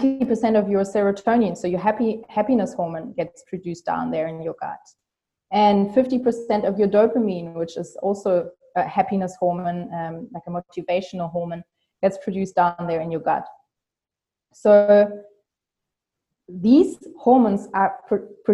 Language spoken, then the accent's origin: English; Germany; English is a second language; I'm from Germany